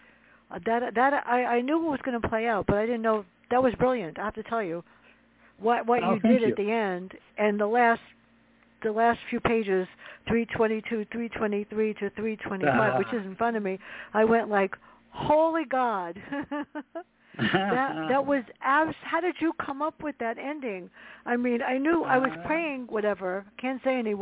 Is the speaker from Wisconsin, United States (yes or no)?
no; New York City, New York, United States; growing up in the South Bronx with my sister